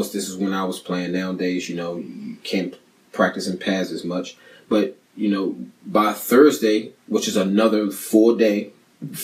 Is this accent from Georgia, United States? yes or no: no; Maryland, United States; I grew up in Maryland